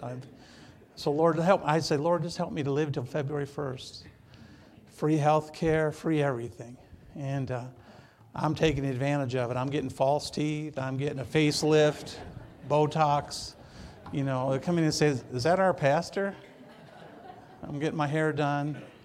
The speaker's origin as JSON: {"language": "English", "region": "Michigan", "country": "United States", "tie": "born or raised there", "also_born_or_lived": "Seattle", "moved": "as an adult", "lives_now": "California, United States", "said": "I grew up in Michigan"}